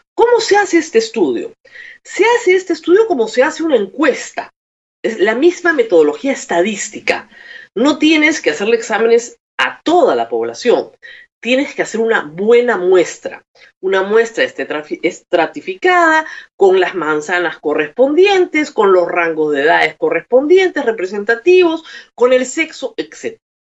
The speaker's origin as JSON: {"language": "Spanish", "country": "Peru"}